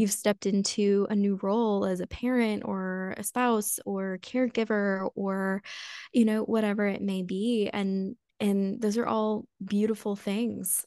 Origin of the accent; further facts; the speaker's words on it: United States; growing up in the United States